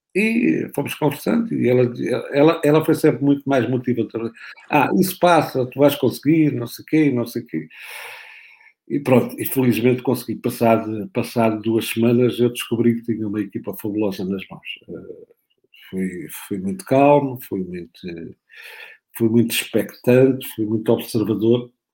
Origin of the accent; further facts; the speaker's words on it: Olhão, Algarve, Portugal; moved away; eu perdi com o Olhanense, como da minha terra